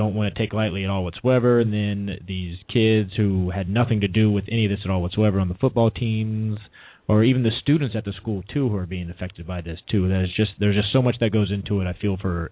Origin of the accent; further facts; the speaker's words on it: Virginia, United States; I grew up in Virginia